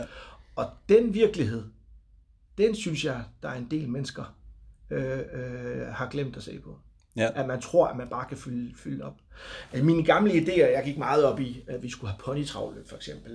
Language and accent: Danish; Bornholm, Capital Region of Denmark, Denmark; Jeg kommer fra Bornholm